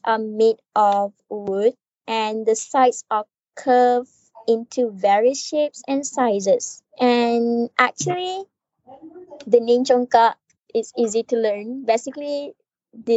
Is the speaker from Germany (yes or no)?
no; Kedah, Malaysia; I'm from Malaysia, which is more specific in Kedah.